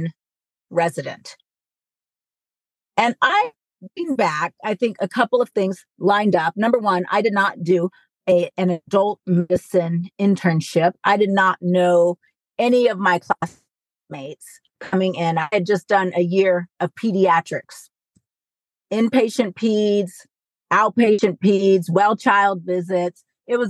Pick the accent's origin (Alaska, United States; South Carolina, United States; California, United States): California, United States; I'm from California and wanted to stay kind of close to home